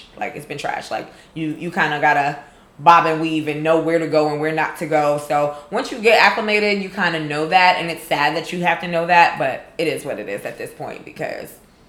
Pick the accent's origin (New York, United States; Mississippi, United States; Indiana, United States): New York, United States; New York City; now in Atlanta, United States; as a New Yorker